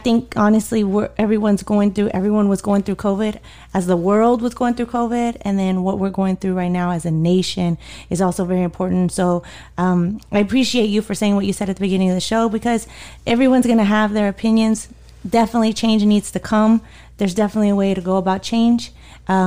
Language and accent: English; Mesquite, Texas, United States; I grew up in Mesquite, Texas